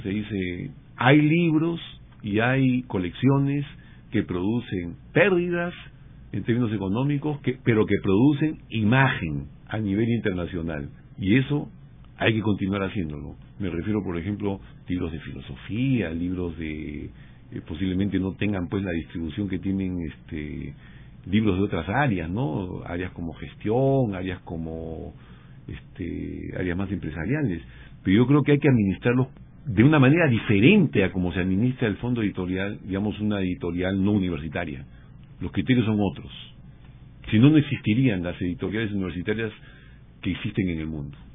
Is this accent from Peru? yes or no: yes; Peru; del Perú, que es de donde yo vengo y conozco más